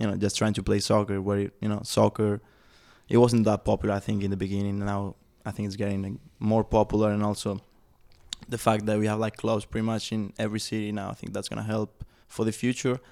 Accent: Spain; now in Chattanooga, United States; I was growing up in Spain

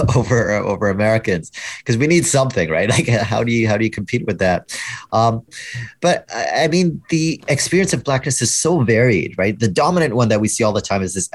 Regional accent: Canada; I'm Canadian

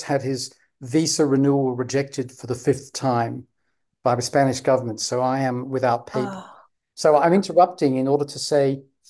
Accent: United Kingdom; accent: received pronunciation; I speak what linguists call received pronunciation in Britain

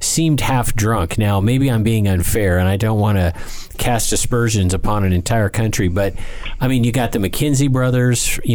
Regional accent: West Coast, United States; I'm a West Coast American

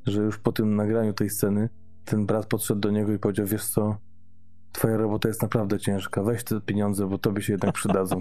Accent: Gdańsk, Pomeranian Voivodeship, Poland; niedaleko miejsca, gdzie mieszkam, skąd pochodzę w Gdańsku

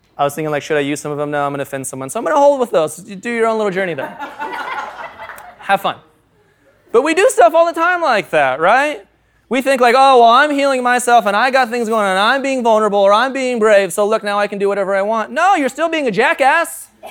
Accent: United States; I'm an American

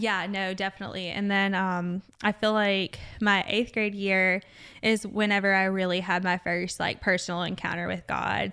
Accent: Jessamine County, Kentucky, United States; I'm from Jessamine County

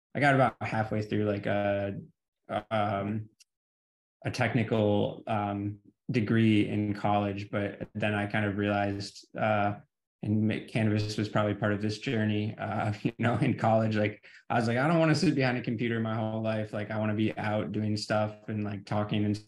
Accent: Michigan, United States; also born or lived in California / Oregon; I am from Michigan.

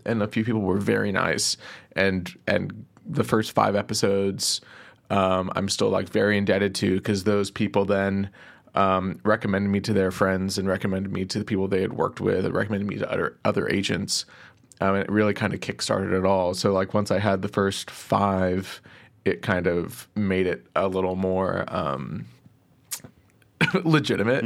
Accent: Plano, Texas, United States; I grew up in Plano, Texas

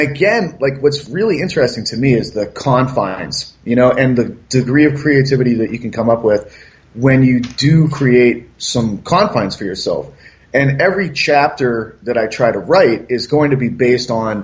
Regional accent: Massachusetts, United States; moved away; I'm originally from Massachusetts

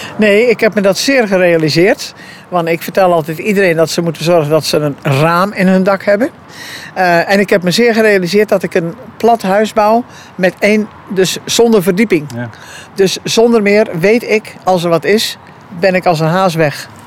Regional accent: Capelle, Schouwen-Duiveland, Zeeland, Netherlands; de boerderij waar ik geboren ben. Waar ik de ramptes heb meegemaakt. Eh, waar ik natuurlijk na mijn 18e eh, wegging om wat te studeren en te werken. Maar ik ben weer teruggekomen

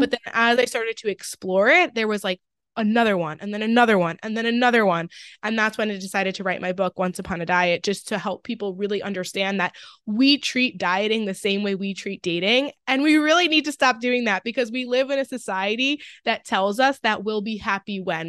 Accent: Long Island, New York, United States; now in Westchester, United States; I grew up on Long Island, but I just moved to, like, Lower Westchester

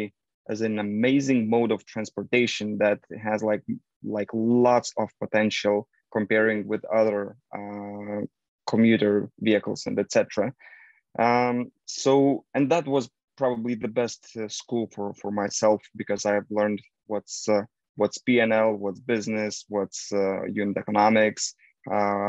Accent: Lithuania; I'm from Lithuania, northern Eastern Europe.

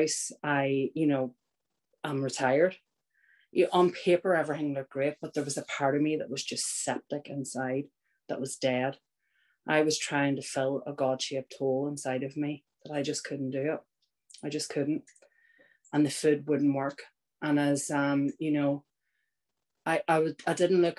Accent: Northern Ireland, United Kingdom; I was born in Northern Ireland. I grew up.

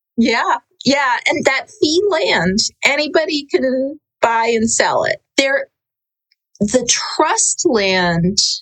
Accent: New York City, New York, United States; I'm from New York City, so didn't grow up anywhere near Indian country

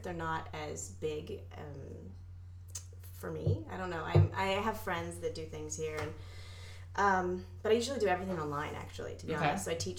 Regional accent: Vallejo, California, United States; moved away as an adult; now in Los Angeles, United States; I was born up there in Vallejo.

